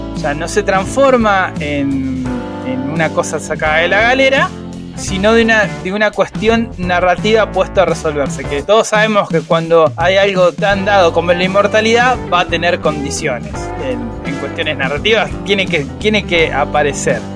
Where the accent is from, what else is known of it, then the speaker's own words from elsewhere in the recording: Argentina; Nosotros que somos argentinos